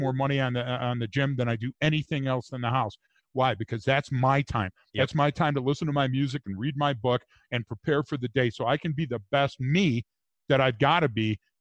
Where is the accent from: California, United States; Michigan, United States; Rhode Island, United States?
Michigan, United States; Detroit; moved away as an adult; now in Gunnison, United States; I'm from Detroit